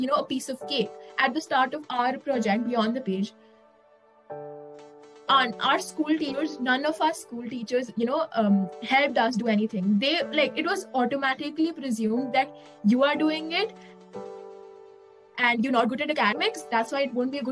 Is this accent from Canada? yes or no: no; India; being an Indian